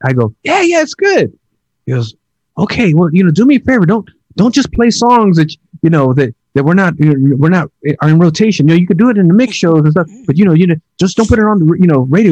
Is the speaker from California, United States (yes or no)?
yes; the Bay Area, California, United States; I'm from the Bay